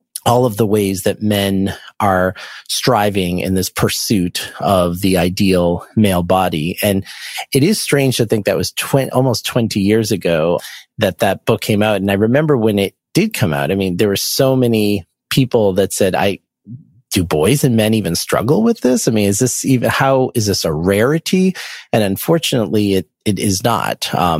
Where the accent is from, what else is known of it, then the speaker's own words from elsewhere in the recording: Boston, Massachusetts, United States; I'm from the Boston area